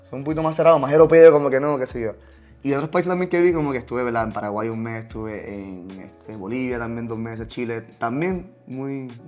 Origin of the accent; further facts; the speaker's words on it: Italy; Spanish is a second language; que soy yo, italiano, en Italia